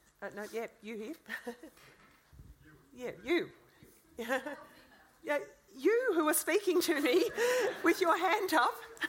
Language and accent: English; West Wyalong, New South Wales, Australia; I grew up near West Wyalong